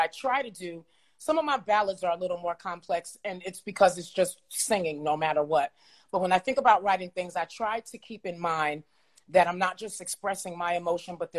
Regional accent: New York City, New York, United States; I grew up in the Edgemere Projects in New York City.

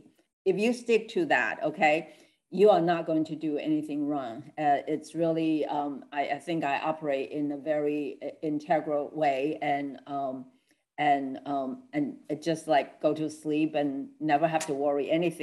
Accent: Taiwan; English is a second language; moved away; I'm original from Taiwan, so I'm a Chinese.

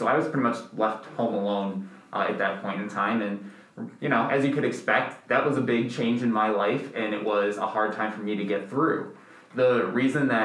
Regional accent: Northbrook, Illinois, United States; I grew up originally in Northbrook, Illinois

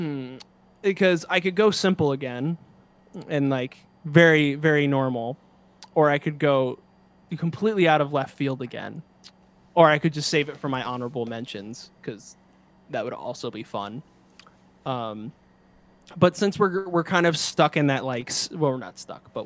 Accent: the East, East Coast, United States; now in California, United States; growing up in the East

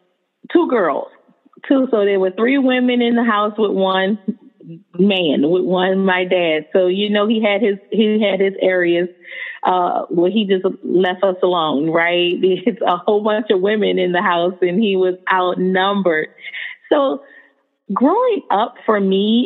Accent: New Orleans, Louisiana, United States; moved away as an adult; now in Houston, United States; I was born and raised in New Orleans, Louisiana, to a two-parent family

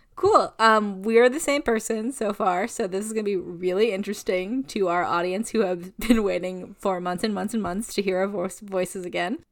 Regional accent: United States; I am a white person from America

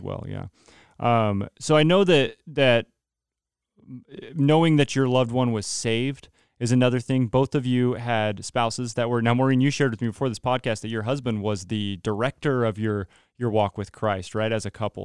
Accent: Modesto, California, United States; moved away as an adult; we're from the Modesto area

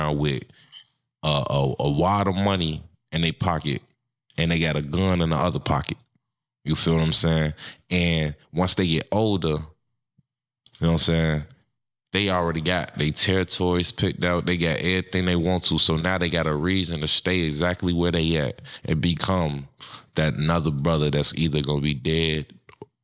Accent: Chicago, Illinois, United States; now in Minnesota, United States; I'm from Chicago, Illinois. I'm in Minnesota. I wanted to get away from Chicago

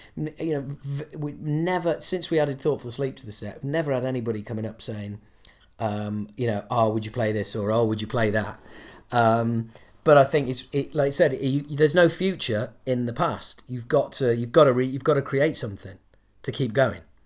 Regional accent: Yorkshire and the Humber, United Kingdom; moved away; I'm from Yorkshire.

